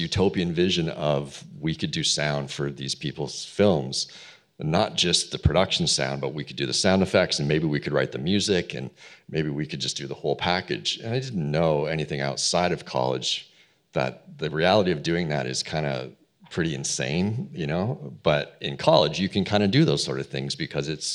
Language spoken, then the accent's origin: English; Toronto, Ontario, Canada; I'm from Toronto, Canada, originally.